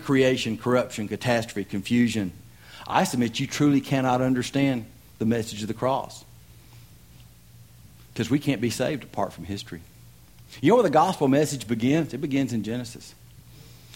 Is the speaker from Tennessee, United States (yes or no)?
yes; Tennessee, United States; I'm from Tennessee.